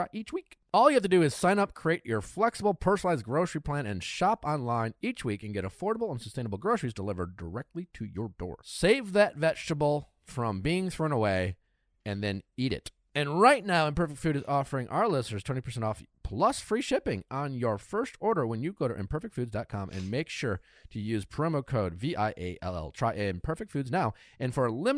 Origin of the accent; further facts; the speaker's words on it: Wisconsin, United States; now in Los Angeles, United States; I grew up in Wisconsin.